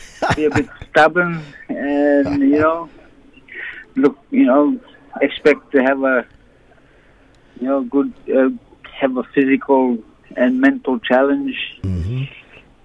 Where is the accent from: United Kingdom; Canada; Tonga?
Tonga; as a kid growing up in Tonga